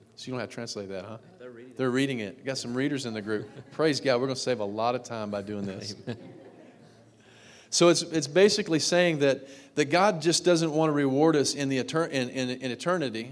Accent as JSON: {"language": "English", "region": "Texas", "country": "United States", "tie": "born or raised there", "said": "I grew up in Texas."}